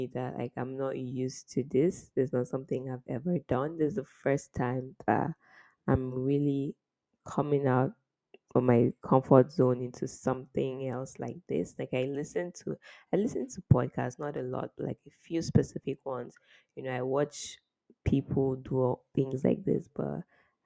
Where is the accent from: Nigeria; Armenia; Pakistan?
Nigeria; As a Nigerian that I am